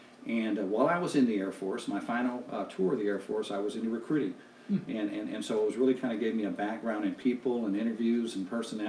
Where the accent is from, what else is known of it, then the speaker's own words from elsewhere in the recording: Detroit, Michigan, United States; moved away as an adult; also born or lived in Grosse Pointe, Michigan; I'm from Detroit, Michigan.